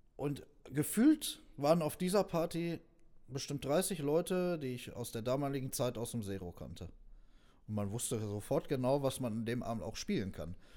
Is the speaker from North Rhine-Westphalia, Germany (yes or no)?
yes; Neheim, North Rhine-Westphalia, Germany; wir kommen aus Neheim